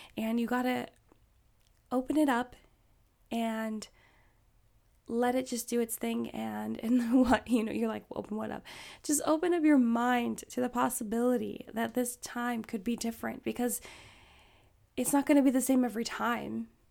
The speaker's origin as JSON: {"language": "English", "region": "Alaska", "country": "United States", "tie": "born or raised there", "said": "I grew up in Alaska"}